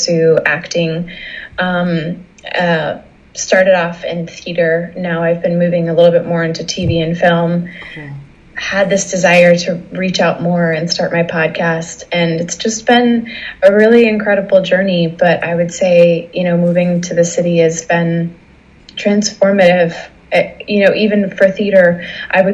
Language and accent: English; Massachusetts, United States; moved away; I'm originally from Massachusetts.